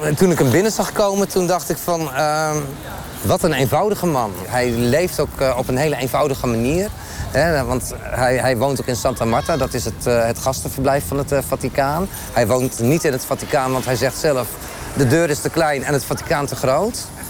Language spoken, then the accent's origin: Dutch; Netherlands; Ik ben ook een Nederlander